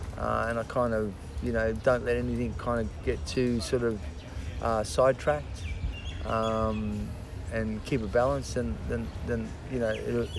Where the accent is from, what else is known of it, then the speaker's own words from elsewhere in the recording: Brisbane, Queensland, Australia; also born or lived in Auckland, New Zealand; I grew up in Brisbane, Australia. My parents are Australian. So in theory, I was born here, so that technically made me a New Zealander.